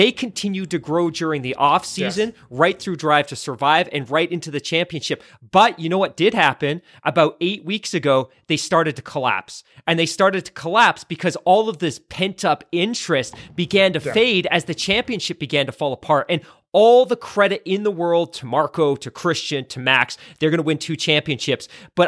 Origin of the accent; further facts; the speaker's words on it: Canada; so do I, but that's because I'm Canadian.